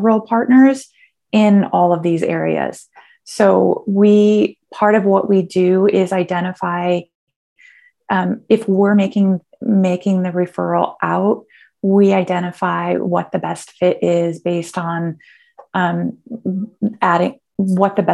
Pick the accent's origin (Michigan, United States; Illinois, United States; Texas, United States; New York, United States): Michigan, United States; Michigan, which I'm kind of proud of because of my home state